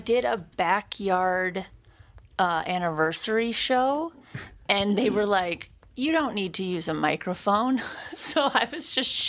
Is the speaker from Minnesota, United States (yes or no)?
yes; Ham Lake, Minnesota, United States; I'm from Ham Lake, Minnesota.